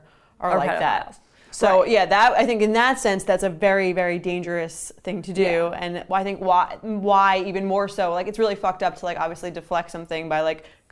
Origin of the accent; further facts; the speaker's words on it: Long Island, New York, United States; we grew up on Long Island